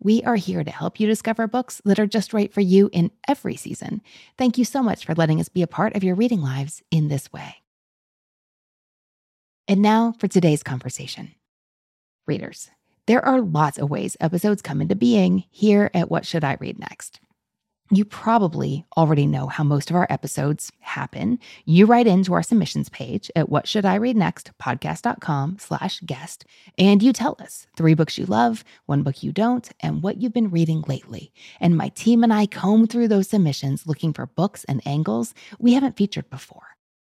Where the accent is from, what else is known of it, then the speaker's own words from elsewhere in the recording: Kentucky, United States; I am from Kentucky and now I'm in my 40s. So I wanted to leave when I was in high school. I have come back.